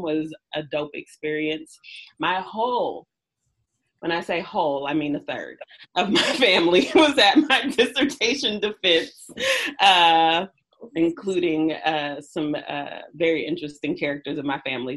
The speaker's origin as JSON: {"language": "English", "area": "Bay Area", "region": "California", "country": "United States", "tie": "born or raised there", "said": "I am from the Bay Area, so I say the Bay Area because the Bay Area in total raised me"}